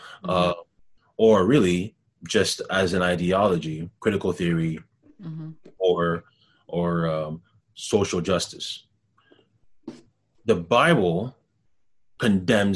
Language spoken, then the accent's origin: English; Ghana; also born or lived in Montreal, Canada; now in Canada; I'm from Ghana, where corruption is rampant throughout the entire nation